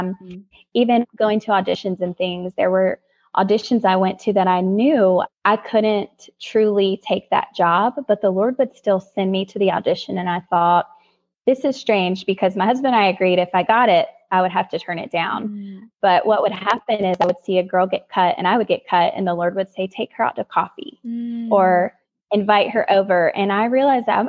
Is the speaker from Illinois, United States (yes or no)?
no; North Carolina, United States; moved away as an adult; also born or lived in Los Angeles; we're from North Carolina.